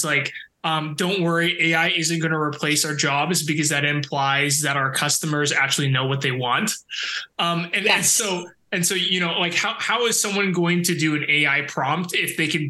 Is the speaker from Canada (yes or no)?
yes; Canada; I'm so Canadian that now it's just embedded in me